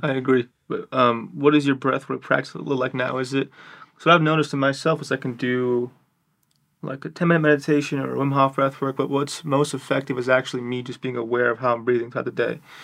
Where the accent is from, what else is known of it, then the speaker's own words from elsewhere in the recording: New York City, New York, United States; I'm from New York City